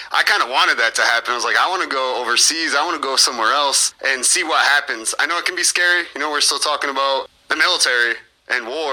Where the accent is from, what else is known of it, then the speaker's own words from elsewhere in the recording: Mendota, Illinois, United States; we're both from Mendota